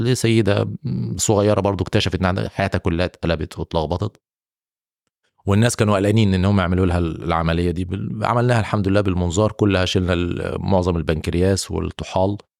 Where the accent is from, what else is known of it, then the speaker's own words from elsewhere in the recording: Egypt; moved away as an adult; now in Saudi Arabia; عندنا في مصر وفي السعوديه هنا